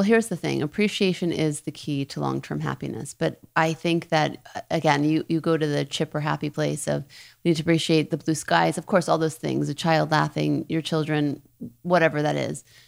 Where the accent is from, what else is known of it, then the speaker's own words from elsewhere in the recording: New Orleans, Louisiana, United States; moved away; also born or lived in Thibodaux, Louisiana; I was raised in New Orleans, born in Thibodeau.